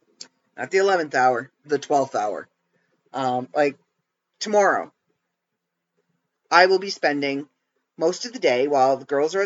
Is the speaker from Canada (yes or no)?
yes; Canada; As a Canadian, it's something I was used